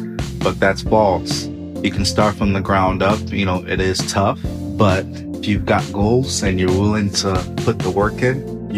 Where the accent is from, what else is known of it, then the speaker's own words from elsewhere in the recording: Cedar Rapids, Iowa, United States; also born or lived in Sierra Leone; I grew up here in Cedar Rapids, originated from Sierra Leone, the west coast of Africa. Due to war, my family was displaced.